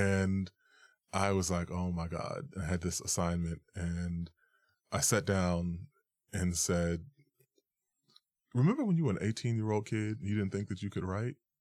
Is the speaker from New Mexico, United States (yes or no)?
no; New York, United States; I was born and raised in New York